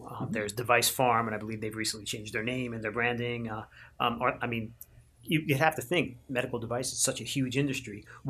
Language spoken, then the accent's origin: English; Mahwah, New Jersey, United States; Stryker is in my hometown of Mahwah, New Jersey.